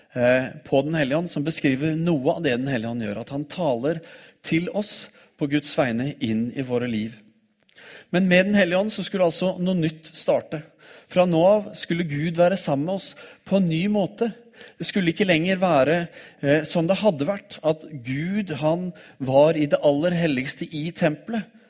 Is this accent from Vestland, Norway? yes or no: no; Oslo, Norway; når jeg vokste opp som tenåring i Oslo